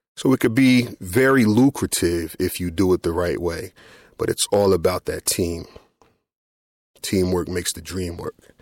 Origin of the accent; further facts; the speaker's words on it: Trenton, New Jersey, United States; I grew up here in Trenton, New Jersey